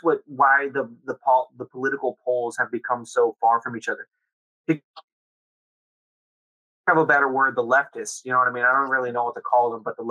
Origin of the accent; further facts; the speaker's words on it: Laredo, Texas, United States; we grew up in Laredo